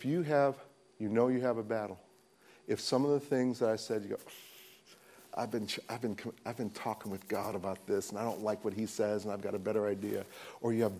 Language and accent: English; United States; I'm an American